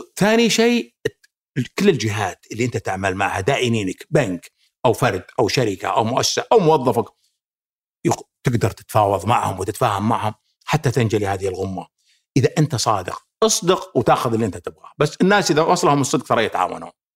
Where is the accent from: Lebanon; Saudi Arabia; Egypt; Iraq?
Saudi Arabia; احنا كسعوديين